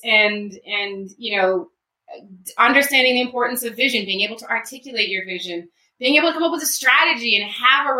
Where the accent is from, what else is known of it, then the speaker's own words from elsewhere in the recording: Baltimore, Maryland, United States; I grew up in Baltimore, so my mall was either the Mall of Columbia, White Marsh Mall